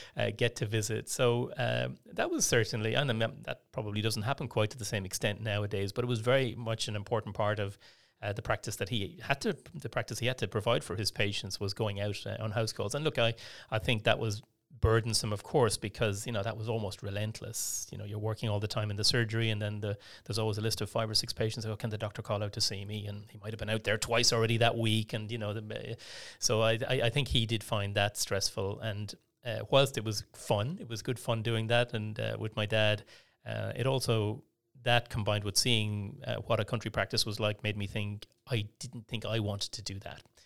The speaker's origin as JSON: {"language": "English", "town": "Portumna", "region": "Connacht", "country": "Ireland", "tie": "born or raised there", "also_born_or_lived": "Brighton, England / London, England", "accent": "Irish", "moved": "as an adult", "lives_now": "Melbourne, Australia", "said": "I grew up in the west of Ireland in a small town called Port Tumna"}